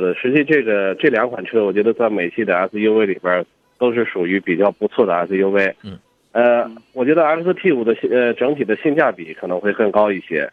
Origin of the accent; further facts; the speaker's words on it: China; 我们中国人